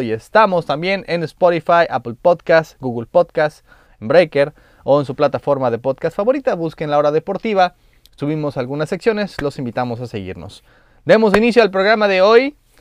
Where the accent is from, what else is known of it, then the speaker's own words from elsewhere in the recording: Mexico; Como mexicano